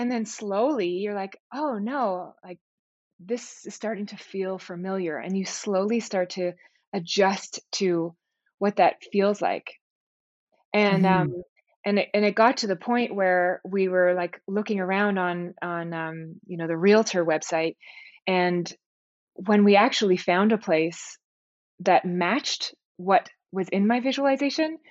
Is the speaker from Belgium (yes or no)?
no; Toronto, Ontario, Canada; we were both born and raised in Toronto